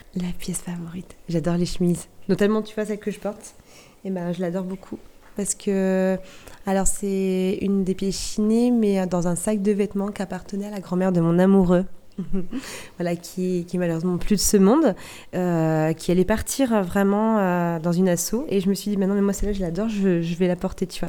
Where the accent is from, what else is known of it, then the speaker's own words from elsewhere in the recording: Barfleur, Normandy, France; je suis originaire du Val de serre précisément de Barfleur, où j'ai vécu euh, une belle partie de mon enfance